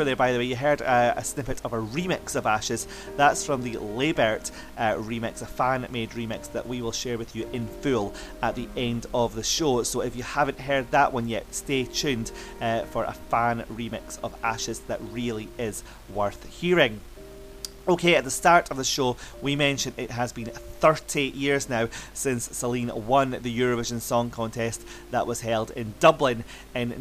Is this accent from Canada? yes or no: no; Scotland, United Kingdom; Scotland, my home country